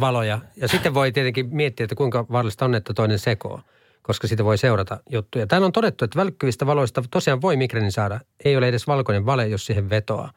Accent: Halsua, Central Ostrobothnia, Finland; moved away as an adult; also born or lived in United States; Mä oon Halsulta kotosi

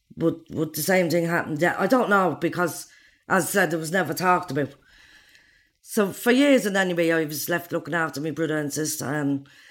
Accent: Dublin, Ireland; I'm from Darza Street Flats.

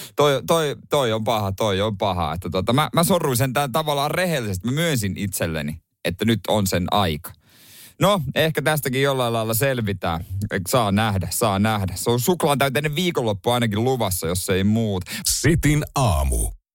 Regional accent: Seinäjoki, South Ostrobothnia, Finland; Seinäjoella, mistä mä kotoisin

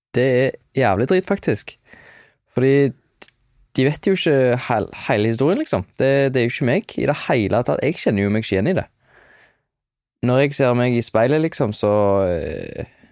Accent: London, United Kingdom; also born or lived in Hjelmeland, Norway; jeg vokste opp i London. Eller jeg, jeg flytta til London da jeg var fem

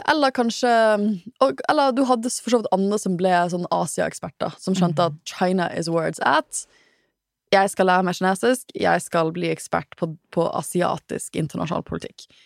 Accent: Trøndelag, Norway; Som jeg er fra Trøndelag.

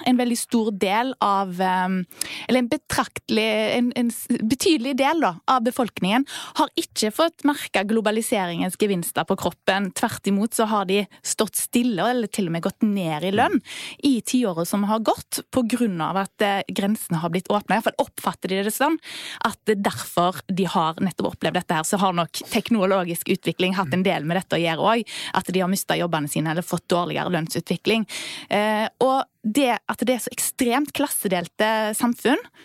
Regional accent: Vindafjord, Rogaland, Norway; Rundt omkring der jeg kommer fra, f.eks. Vindafjord kommune

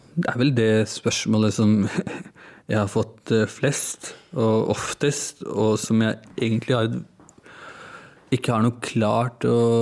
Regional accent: Oslo, Norway; norsk-pakistaner, født og oppvokst i Norge

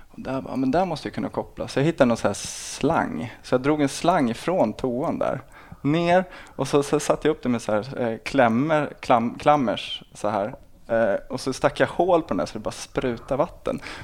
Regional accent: Botkyrka, Stockholm County, Sweden; also born or lived in Salem; Jag är uppvuxen i, i Botkyrka i Alby eh, fram till jag var 12 och sen en annan förort då, som heter Salem

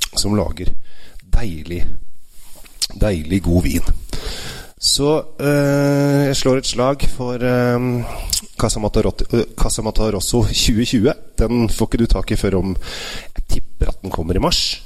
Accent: Asker, Akershus, Norway; mine foreldre og jeg er oppvokst i nabogata Valsbakken

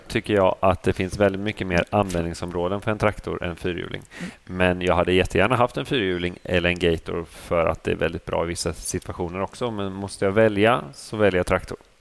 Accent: Motala, Östergötland, Sweden; also born or lived in Vadstena; jag kommer från eh, Motala Vadstena från början

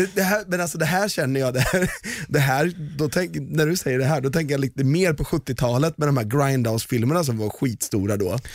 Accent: Valdemarsvik, Östergötland, Sweden; jag är uppväxt i Valdemarsvik

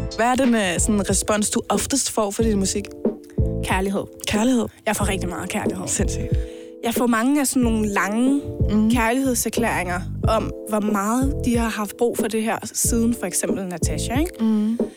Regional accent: Denmark; Jeg er 22 år, og jeg kommer fra Hundi

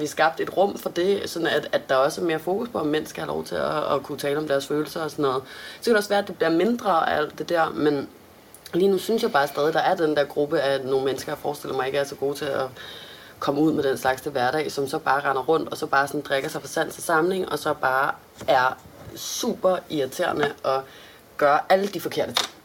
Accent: Denmark

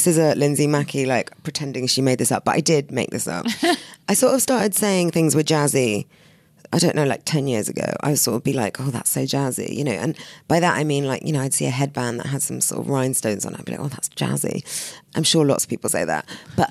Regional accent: London, United Kingdom; I'm such a Londoner. I'm so bored by the tube.

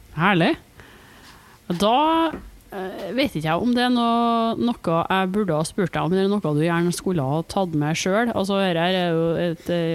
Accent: Trondheim, Trøndelag, Norway; accent: broad Trøndelag; moved away; Og jeg er fra Trondheim og har flytta fra Trondheim.

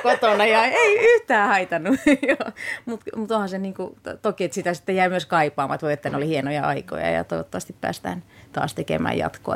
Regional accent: France; moved away; also born or lived in Finland / California; lapsuuteni viettänyt Ranskassa, että se on yhtä lailla mulle semmoinen, niin kuin, että palaa lapsuuden maisemiin

